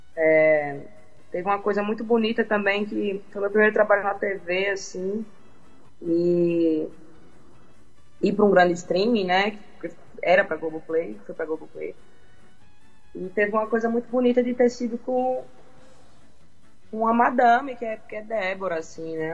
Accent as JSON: {"language": "Portuguese", "town": "Parnamirim", "region": "Rio Grande do Norte", "country": "Brazil", "said": "minha cidade continua sendo Parnamirim"}